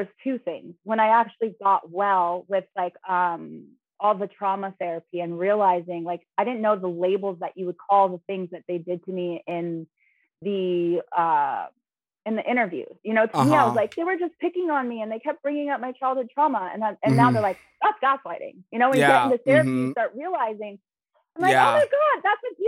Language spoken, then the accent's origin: English; Los Angeles, California, United States; I come from Los Angeles, Hollywood. I have been going to like 3-4 castings a day in the industry in Hollywood